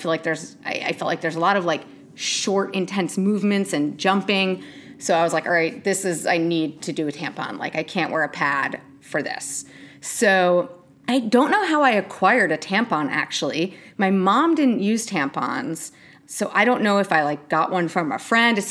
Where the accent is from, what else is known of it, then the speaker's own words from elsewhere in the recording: New York, United States; I grew up in New York